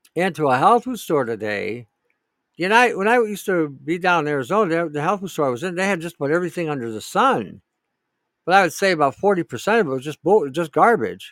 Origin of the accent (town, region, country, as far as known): Canada